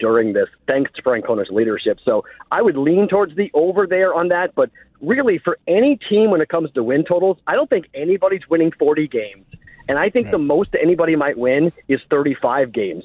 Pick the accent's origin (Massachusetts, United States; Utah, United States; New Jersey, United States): Massachusetts, United States; Boston; I'm a Bostonian